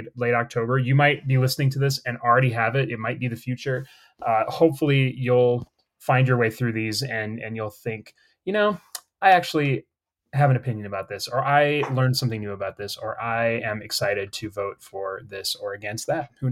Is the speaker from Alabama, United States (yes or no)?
no; South Dakota, United States; now in Colorado, United States; my home state of South Dakota